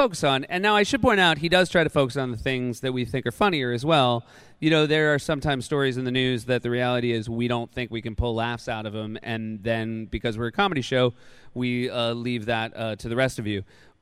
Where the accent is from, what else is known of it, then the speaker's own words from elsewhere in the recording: New Hampshire, United States; I grew up in New Hampshire